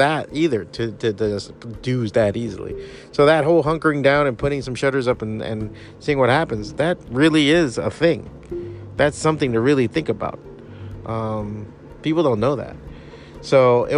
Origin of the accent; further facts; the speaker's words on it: Miami, Florida, United States; born and raised in Miami